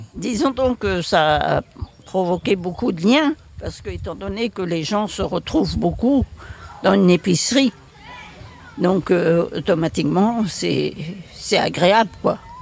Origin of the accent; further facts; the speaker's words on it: Saint-Gravé, Brittany, France; je suis de Saint-Gravé, je suis né à Saint-Gravé